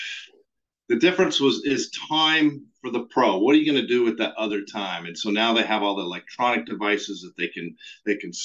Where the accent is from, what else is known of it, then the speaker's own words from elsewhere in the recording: New Mexico, United States; moved away; I was from New Mexico